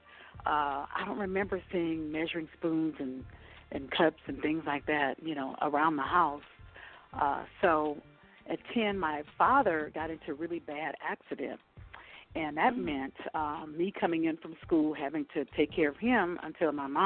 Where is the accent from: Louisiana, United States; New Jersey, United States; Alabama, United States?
Louisiana, United States; New Orleans; now in Castle Pines, United States; I'm originally from New Orleans, Louisiana